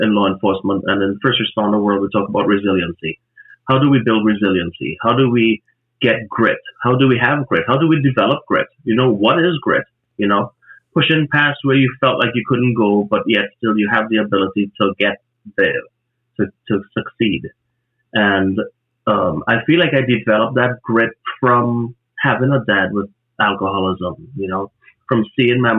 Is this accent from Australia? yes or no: no; Trinidad & Tobago; moved away; from Trinidad, where I grew up in the Caribbean